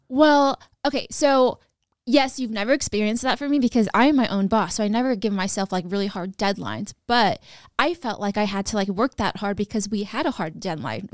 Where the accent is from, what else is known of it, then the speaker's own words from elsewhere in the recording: Sacramento, California, United States; I'm from Sacramento